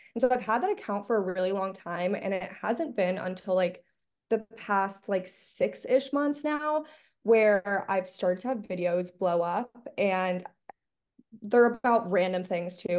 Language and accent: English; Miami, Florida, United States; moved away as an adult; now in Los Angeles, United States; I'm from Miami, Florida